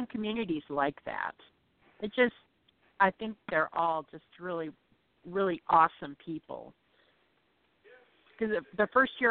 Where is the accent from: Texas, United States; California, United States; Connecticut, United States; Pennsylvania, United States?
Texas, United States; El Paso; I'm from El Paso.